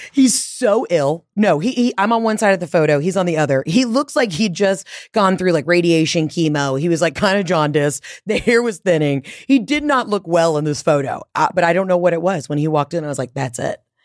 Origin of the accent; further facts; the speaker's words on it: the South, United States; moved away as an adult; also born or lived in Atlanta / New York / Los Angeles; I'm from the South, and I lean into